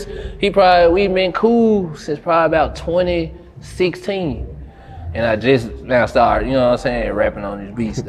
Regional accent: Memphis, Tennessee, United States; Growing up in Memphis

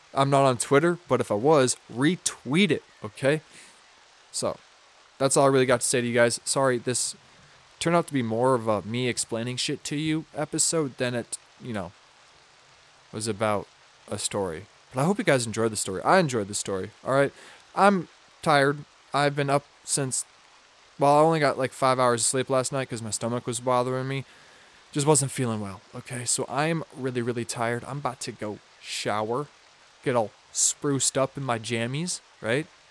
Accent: Minnesota, United States; I'm from Minnesota, so we mispronounce a bunch of shit

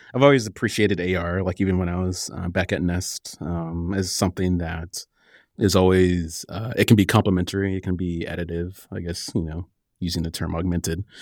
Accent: Cedar Rapids, Iowa, United States; moved away; also born or lived in Southern California / Portland; I grew up in the Midwest in Cedar Rapids, Iowa

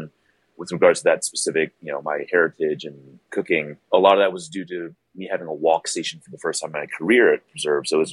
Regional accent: Bay Area, California, United States; moved away as an adult; also born or lived in East Coast; now in Houston, United States; I'm originally from the Bay Area. Yeah, born and raised.

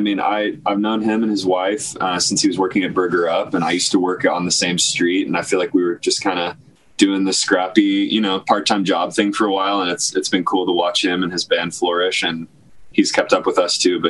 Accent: Cleveland, Ohio, United States; moved away; also born or lived in Nashville; I was from Cleveland, Ohio

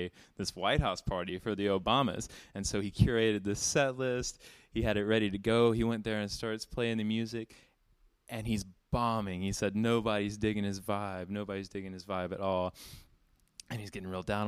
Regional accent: Alabama, United States; a native Alabamian

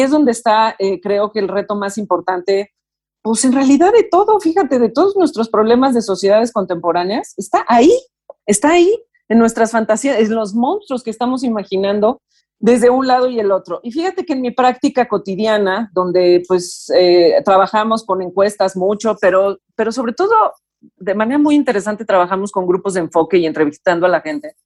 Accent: Mexico; Como mexicanos

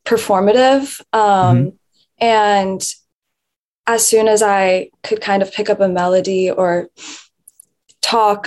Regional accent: New York City, New York, United States; I am born and raised in Manhattan, New York. I am still currently living here. I've never lived anywhere else.

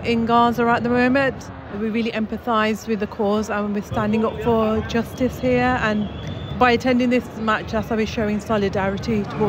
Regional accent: United Kingdom; I'm from the UK. I keep saying that, and I'm not proud to be a British citizen right now

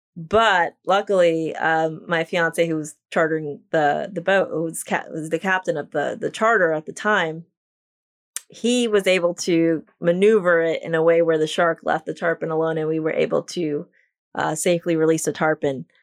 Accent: New York, United States; now in Islamorada, United States; I am from New York, but I currently live in the Florida Keys.

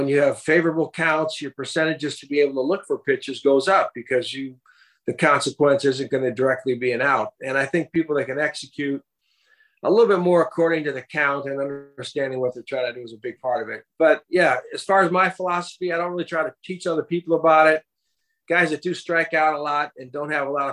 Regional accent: St. Paul, Minnesota, United States; I grew up right here in the Twin Cities, St. Paul side of the river here.

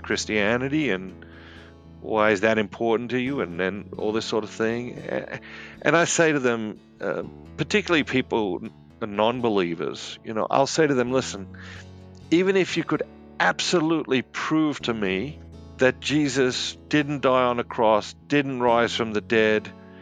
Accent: Sydney, New South Wales, Australia; now in United States; I grew up in Sydney, Australia, and I live here in the United States now.

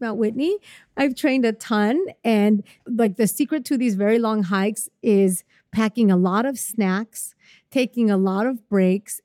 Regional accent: Puebla, Mexico; moved away; my hometown of Puebla, which is near Mexico City

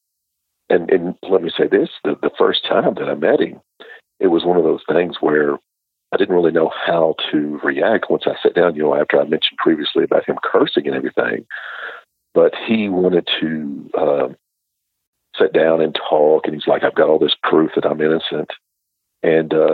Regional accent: Bootheel of Missouri, United States; moved away as an adult; now in Alabama, United States; as a child growing up in the Boot Hill of Missouri

